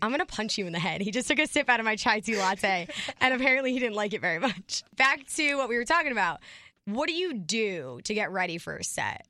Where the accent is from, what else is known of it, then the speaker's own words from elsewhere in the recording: New Jersey, United States; We're from New Jersey.